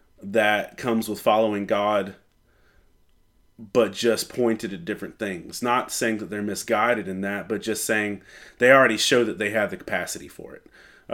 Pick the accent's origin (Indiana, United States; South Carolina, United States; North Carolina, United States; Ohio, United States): North Carolina, United States; Lumberton; I'm from Lumberton, North Carolina. I'm almost 40, somewhere in that bracket, and I'm a pastor and pseudo-professional geek.